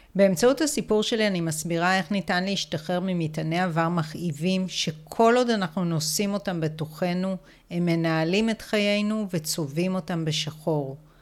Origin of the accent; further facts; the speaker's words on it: Israel; גדלתי בקיבוץ